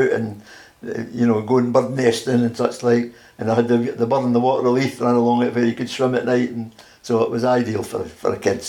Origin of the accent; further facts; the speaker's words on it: Edinburgh, Scotland, United Kingdom; Well, it was great. Edinburgh was a great place to be. I didn't live in the town, I lived in the village of Collington, which was in the outskirts of Edinburgh, actually.